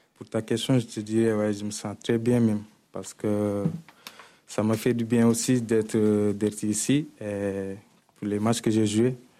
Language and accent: French; Senegal; moved away as an adult; now in Marseille, France; je suis un Sénégalais et je joue à l'Olympique de Marseille